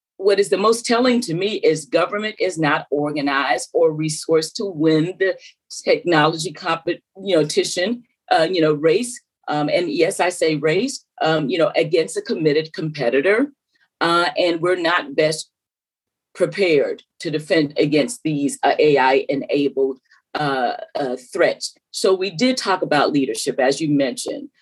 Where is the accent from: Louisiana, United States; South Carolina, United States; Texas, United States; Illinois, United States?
South Carolina, United States; I was raised in South Carolina, you could probably tell by the accent